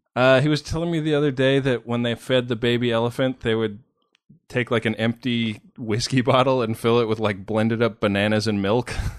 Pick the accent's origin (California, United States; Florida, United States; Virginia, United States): California, United States; Bay Area; moved away as an adult; also born or lived in New York; I grew up in the Bay Area.